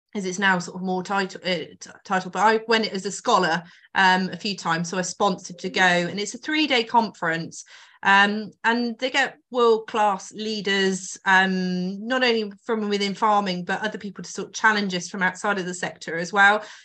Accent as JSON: {"language": "English", "area": "Oxfordshire", "region": "South East England", "country": "United Kingdom", "tie": "born or raised there", "moved": "yes", "lives_now": "Northamptonshire, United Kingdom", "said": "so I grew up in Oxfordshire and then moved over to Northamptonshire"}